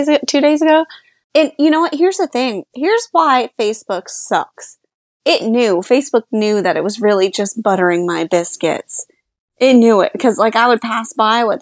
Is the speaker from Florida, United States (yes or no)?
yes; Polk County, Florida, United States; now in Orlando, United States; where I grew up in Polk County